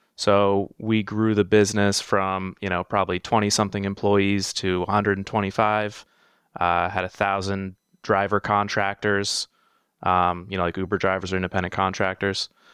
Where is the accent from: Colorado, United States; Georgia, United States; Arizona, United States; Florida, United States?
Florida, United States; South; I grew up in South Florida, um, born and raised down here, lived some other places over the years